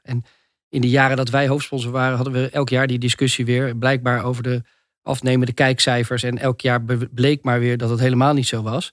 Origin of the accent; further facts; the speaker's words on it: Netherlands; in ons land